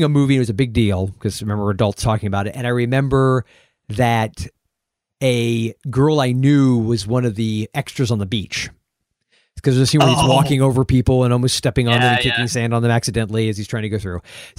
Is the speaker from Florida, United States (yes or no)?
yes; St. Petersburg, Florida, United States; That movie was shot in my hometown of St. Petersburg, Florida.